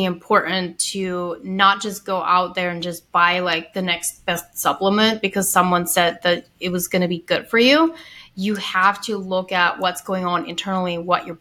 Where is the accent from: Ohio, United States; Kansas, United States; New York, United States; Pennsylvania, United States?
Ohio, United States; I grew up Amish in Ohio, had like the most strict upbringing in the Amish community